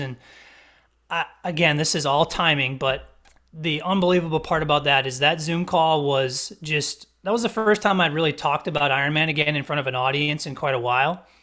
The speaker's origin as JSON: {"language": "English", "region": "Wisconsin", "country": "United States", "moved": "yes", "lives_now": "South Carolina, United States", "said": "I'm not from this area of South Carolina. I'm from Wisconsin"}